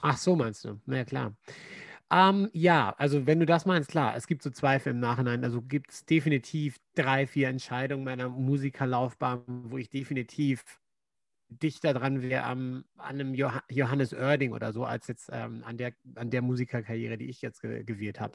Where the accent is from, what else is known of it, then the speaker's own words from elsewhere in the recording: Germany; moved away; Als Deutscher